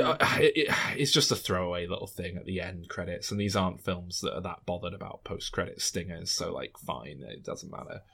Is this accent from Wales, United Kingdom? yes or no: no; Scotland, United Kingdom; That's as Scottish as I come